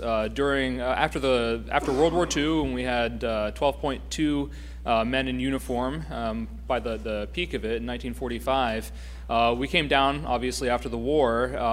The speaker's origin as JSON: {"language": "English", "region": "Pennsylvania", "country": "United States", "said": "my home state of Pennsylvania"}